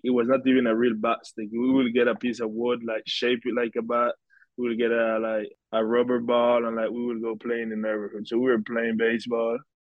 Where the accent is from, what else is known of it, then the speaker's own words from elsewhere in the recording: Bluefields, South Caribbean Coast Autonomous Region, Nicaragua; now in United States; I grew up in Bluefields, Nicaragua, the Caribbean coast of Nicaragua